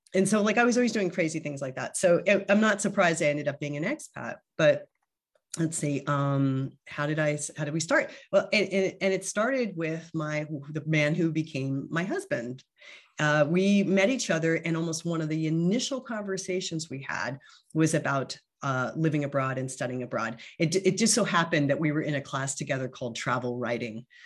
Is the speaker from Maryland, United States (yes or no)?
no; New Jersey, United States; moved away as an adult; also born or lived in Pennsylvania / Singapore / San Francisco / Japan; now in Vienna, Austria; I was I was born in New Jersey and um, and went to school in Pennsylvania